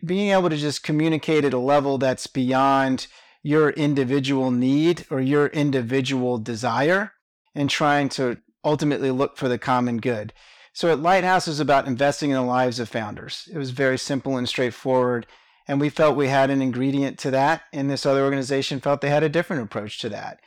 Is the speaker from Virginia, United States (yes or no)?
yes; Richmond, Virginia, United States; moved away as an adult; now in Atlanta, United States; I was born and raised in Richmond, Virginia